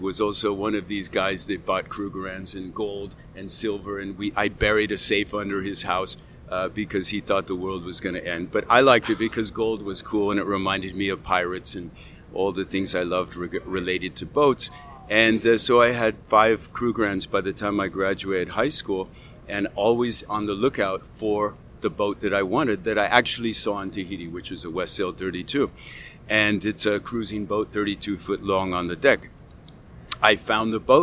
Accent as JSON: {"language": "English", "town": "Malibu", "region": "California", "country": "United States", "tie": "born or raised there", "said": "I grew up in Malibu middle class"}